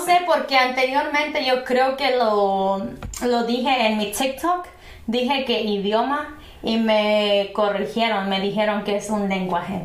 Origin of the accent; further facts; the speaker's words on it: Purépecha pueblo, Michoacán, Mexico; first language Purépecha; Spanish is a second language; now in United States; el idioma purépecha en mi pueblo de por sí ya no se habla al cien por ciento